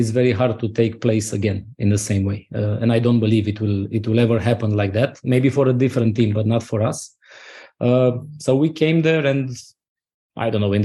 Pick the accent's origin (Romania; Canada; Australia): Romania